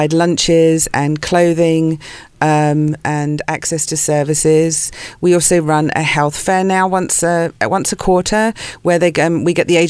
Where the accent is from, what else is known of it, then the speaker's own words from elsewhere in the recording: South East England, United Kingdom; moved away as an adult; also born or lived in London / Santa Barbara / Ojai; now in Los Angeles, United States; I was born in London, grew up in the south of England